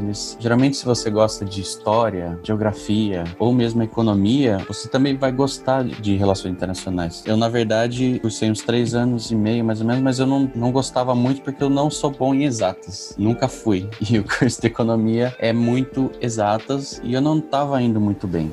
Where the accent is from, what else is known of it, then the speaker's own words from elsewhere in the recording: Itapetininga, São Paulo, Brazil; also born or lived in Franca; sou de Tapetininga